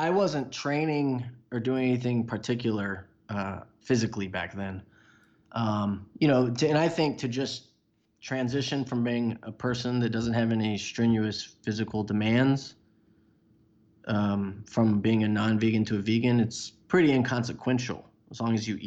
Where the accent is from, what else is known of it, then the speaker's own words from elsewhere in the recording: Houston, Texas, United States; I grew up in Houston